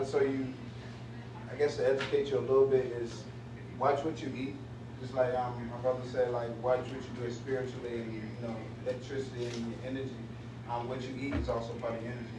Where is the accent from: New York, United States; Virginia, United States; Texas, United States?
Virginia, United States; Norfolk; Um, I'm from here from Norfolk.